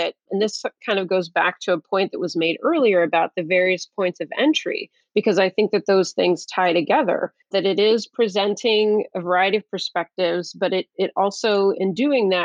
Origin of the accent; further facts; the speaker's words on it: Midwest, United States; I was born here in the United States. I'm a Midwesterner.